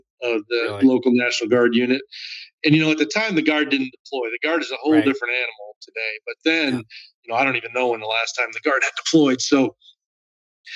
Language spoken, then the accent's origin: English; Northeast, United States; I grew up in the Northeast, small town, pretty humble beginnings